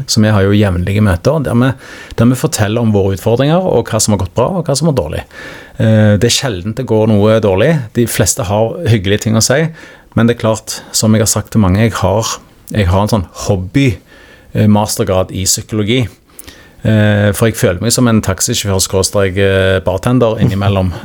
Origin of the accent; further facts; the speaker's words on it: Stavanger, Rogaland, Norway; accent: Stavanger dialect (siddis); also born or lived in Oslo; now in Skien, Norway; Jeg er jo født og oppvokst i Stavanger